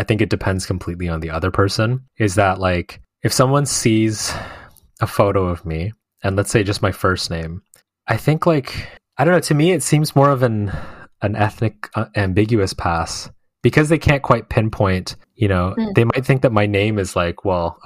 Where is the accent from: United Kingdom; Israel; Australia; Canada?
Canada; growing up in Canada and, you know, having all these friends that also, you know, grew up here